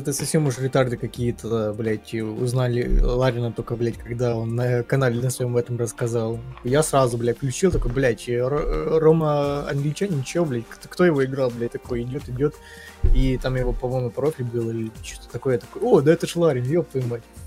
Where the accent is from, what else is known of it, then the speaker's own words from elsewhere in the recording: Ukraine; я украинец